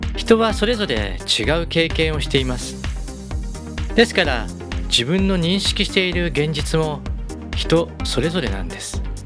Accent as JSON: {"language": "Japanese", "region": "Gunma", "country": "Japan", "tie": "born or raised there", "said": "群馬県で生まれ群馬県で育ちました"}